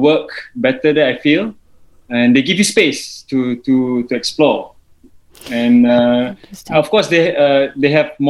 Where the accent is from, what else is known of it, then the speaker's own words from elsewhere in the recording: Malaysia; moved away as an adult; also born or lived in Kuala Lumpur, Malaysia; now in Jakarta, Indonesia; I'm Malaysian. Currently, I'm based in actually both in KL and Jakarta